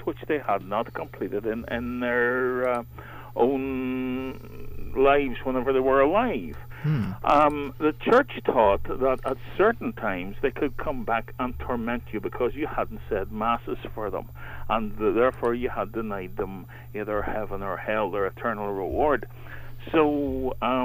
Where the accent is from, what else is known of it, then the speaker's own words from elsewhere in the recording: Mourne Mountains, County Down, Northern Ireland, United Kingdom; I was brought up in the Mourne Mountains in County Down here